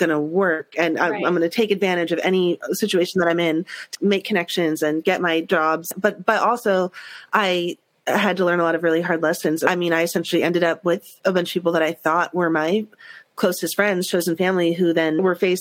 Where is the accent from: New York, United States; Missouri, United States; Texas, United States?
New York, United States; I grew up in New York and that's so much the culture of New York